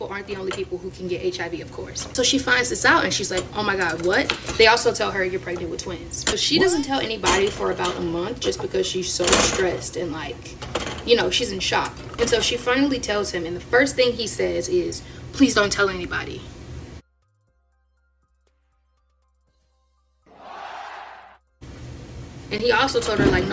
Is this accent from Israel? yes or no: no; Florida, United States; we're originally from Florida